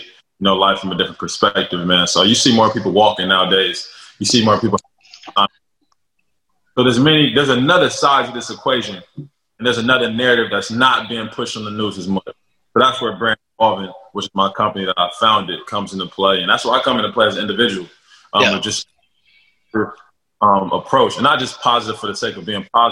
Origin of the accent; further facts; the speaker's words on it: Los Angeles, California, United States; also born or lived in Texas; Being from L.A., you know, we have like a nice lifestyle